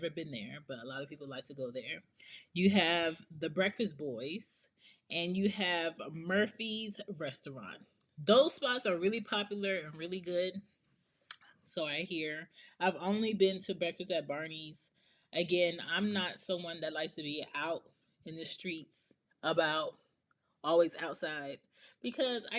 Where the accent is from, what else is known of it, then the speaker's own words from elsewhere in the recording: Jamaica; I'm Jamaican